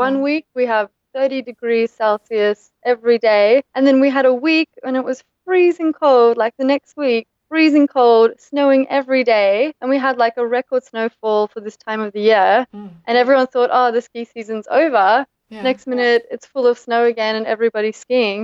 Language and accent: English; Brisbane, Queensland, Australia; moved away as an adult; also born or lived in South Africa; now in Granada, Spain; I was born in South Africa and then moved to Australia